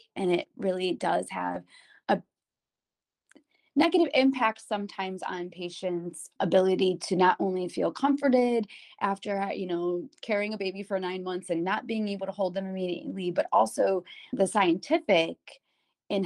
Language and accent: English; Cleveland, Ohio, United States; I was born and raised here in Cleveland